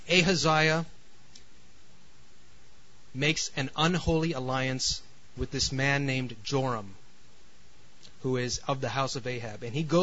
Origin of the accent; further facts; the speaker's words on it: New York City, New York, United States; also born or lived in California; I'm from California, and man, we just couldn't wait to get out of New York City because New York. No offense to New York City. I mean, I'm from there originally, but it's very intense.